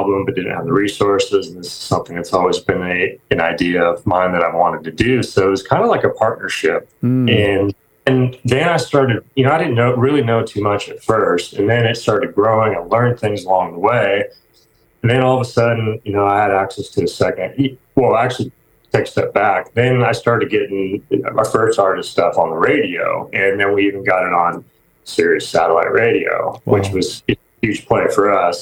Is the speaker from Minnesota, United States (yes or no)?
no; Seattle, Washington, United States; moved away as an adult; now in Nashville, United States; I'm actually from the Seattle area.